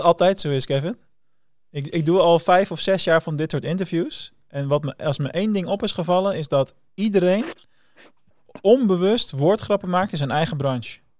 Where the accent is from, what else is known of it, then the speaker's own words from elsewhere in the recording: Rotterdam, South Holland, Netherlands; als Rotterdammer